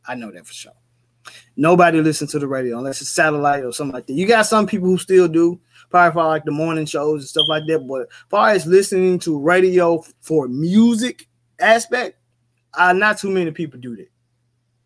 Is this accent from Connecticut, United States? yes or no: no; Memphis, Tennessee, United States; I'm from Memphis